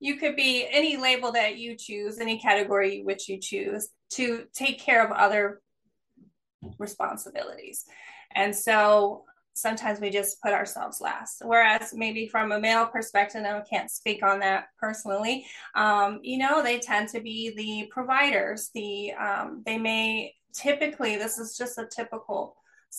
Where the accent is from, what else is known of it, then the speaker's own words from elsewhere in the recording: East Coast, United States; now in California, United States; I'm originally from the East Coast, living in California.